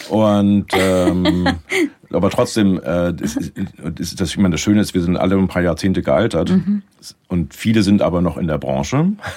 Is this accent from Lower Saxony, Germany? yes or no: yes; Lüneburg, Lower Saxony, Germany; moved away as an adult; also born or lived in Munich; now in Canada; habe dann erstmal in Lüneburg in meiner Heimatstadt habe dann Kulturwissenschaften studiert